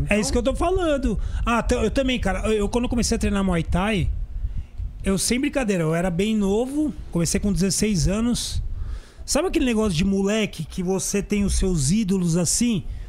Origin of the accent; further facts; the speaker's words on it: São Paulo, Brazil; Eu sou paulistano, nasci mesmo na capital aqui